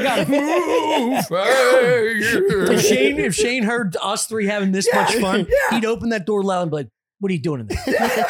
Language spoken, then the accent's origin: English; United States; born or raised there